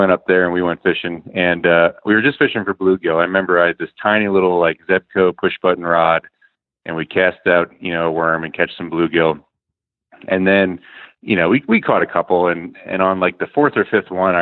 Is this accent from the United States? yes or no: yes; Bethel, Pennsylvania, United States; now in Virginia, United States; But I grew up in Bethel, Pennsylvania, which is kind of in the middle of nowhere in eastern Pennsylvania